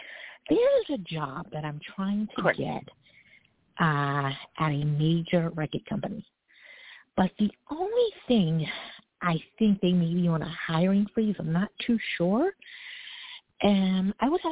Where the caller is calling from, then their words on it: Brooklyn, New York, United States; I'm calling from Brooklyn right now.